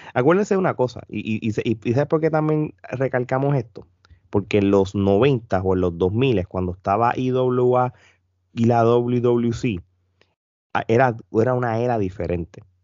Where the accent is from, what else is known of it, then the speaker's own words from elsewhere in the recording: Puerto Rico; nosotros puertorriqueños